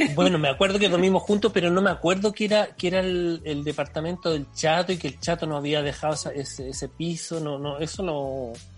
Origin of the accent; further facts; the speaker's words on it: Chile; moved away as an adult; also born or lived in Barcelona, Spain / Canet de Mar, Spain; now in Brussels, Belgium; como chileno, pedí los trámites, los, papeles a Chile